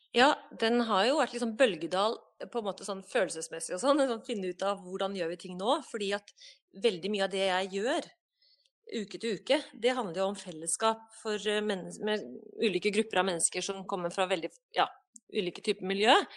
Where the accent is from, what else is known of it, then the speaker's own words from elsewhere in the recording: Dombås, Innlandet, Norway; also born or lived in Hamar / Gudbrandsdalen / Ecuador; now in Ålgård, Norway; på Dombås, da jeg bodde der, der jeg vokste opp